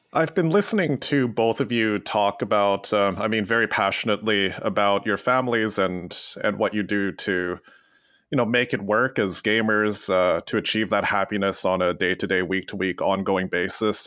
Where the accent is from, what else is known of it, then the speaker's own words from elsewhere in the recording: Western Canada, Canada; growing up in Western Canada